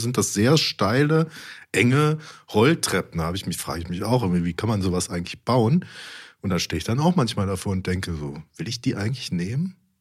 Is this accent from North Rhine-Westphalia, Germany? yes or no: yes; Mönchengladbach, North Rhine-Westphalia, Germany; in Mönchengladbach, da wo ich herkomme